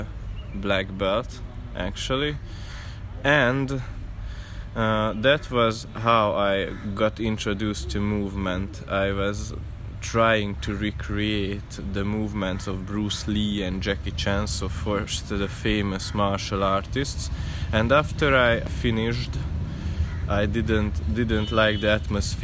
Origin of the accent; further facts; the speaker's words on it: Hungary; moved away; I came from Hungary